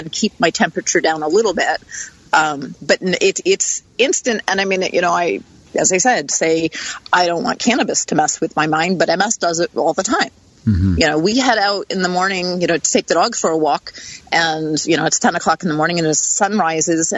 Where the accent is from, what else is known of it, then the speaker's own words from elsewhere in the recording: East Coast, United States; I grew up on the East Coast.